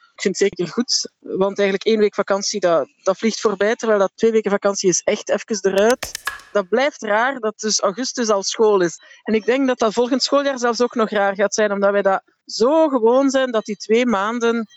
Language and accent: Dutch; Flanders, Belgium; bij ons in Vlaanderen